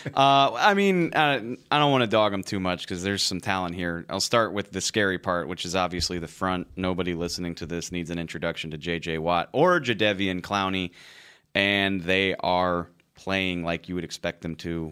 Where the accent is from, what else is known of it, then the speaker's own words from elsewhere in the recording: New Orleans, Louisiana, United States; I'm from New Orleans